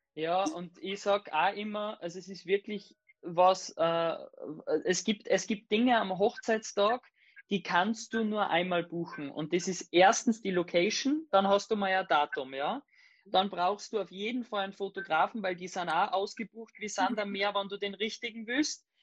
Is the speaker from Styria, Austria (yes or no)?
no; Salzburg, Austria; eine Panzerhalle bei uns in Salzburg